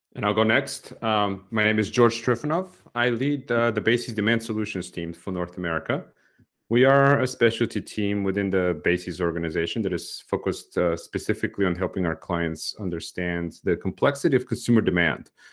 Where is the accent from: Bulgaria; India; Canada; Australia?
Bulgaria; moved away; I grew up in Bulgaria myself in the last years of the communist regime there